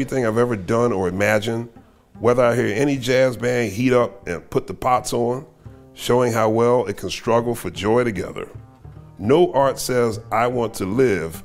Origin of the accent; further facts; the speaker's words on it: Philadelphia, Pennsylvania, United States; as a young man growing up in Philadelphia